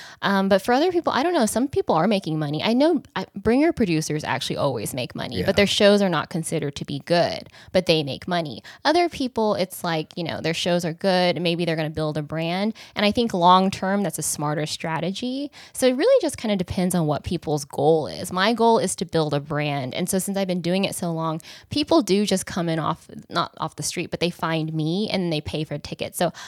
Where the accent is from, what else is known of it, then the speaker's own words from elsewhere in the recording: Kansas, United States; now in Los Angeles, United States; I'm from Kansas, a small town in Kansas